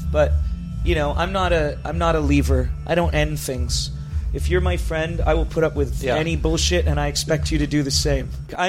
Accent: New York, United States; I am a New Yorker. There's a lot about me. Like, in Canada, they think of me as an American because I act like one.

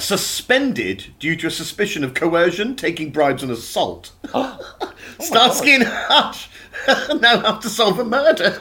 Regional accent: Dartmoor, South West England, United Kingdom; I grew up on Dartmoor

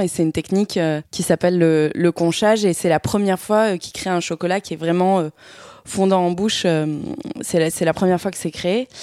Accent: France; chez nous, en France

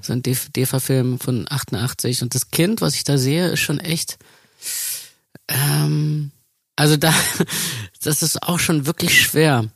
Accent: Berlin, Germany; wir sind ähm, in Mitte aufgewachsen

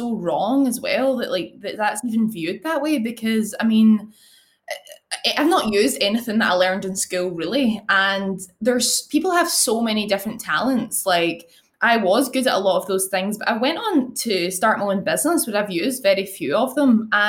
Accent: Glasgow, Scotland, United Kingdom; So Glasgow.

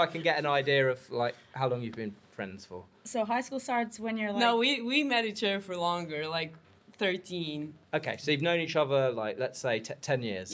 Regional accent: Portugal; now in London, United Kingdom; I'm from Portugal

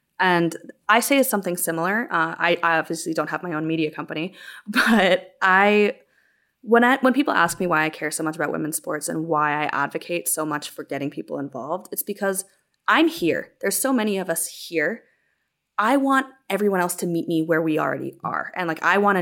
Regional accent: Chicago, Illinois, United States; my hometown team, Chicago Sky

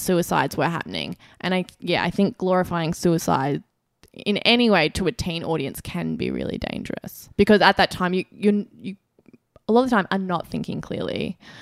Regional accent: Australia

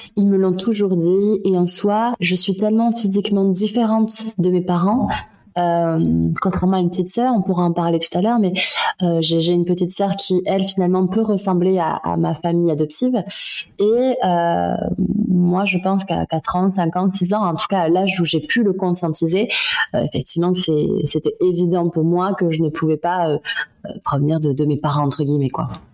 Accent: France; also born or lived in Ho Chi Minh City, Vietnam; je suis arrivée en France, j'avais à peu près deux mois et j'ai grandi à la campagne

